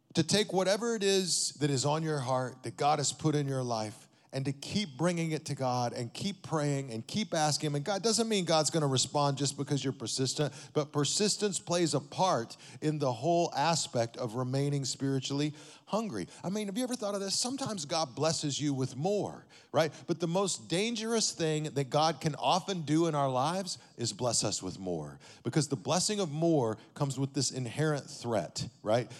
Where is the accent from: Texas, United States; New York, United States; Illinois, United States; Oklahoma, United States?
Texas, United States; Amarillo; now in Las Vegas, United States; I grew up in Amarillo, Texas